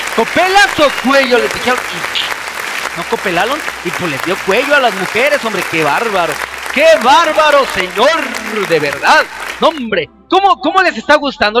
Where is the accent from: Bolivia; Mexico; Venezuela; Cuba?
Mexico; Yo soy de México